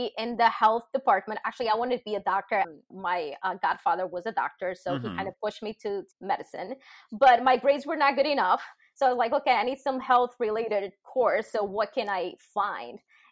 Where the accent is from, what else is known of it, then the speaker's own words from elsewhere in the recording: Portugal; moved away as an adult; also born or lived in Lisbon, Portugal; now in New Jersey, United States; I am from Portugal, small town right in the border with Spain